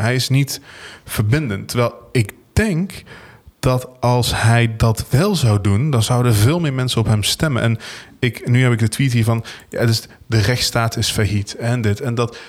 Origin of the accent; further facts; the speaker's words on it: Venlo, Limburg, Netherlands; We komen alle twee uit Venlo